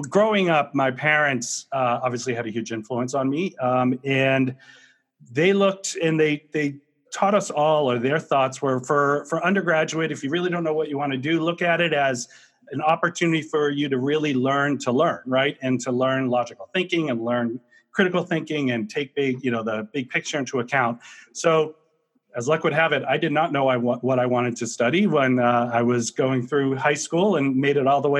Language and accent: English; Marlborough, Massachusetts, United States; So I am a New Englander through and through. I was born and raised in Marlborough, Mass, about a half an hour outside of Boston.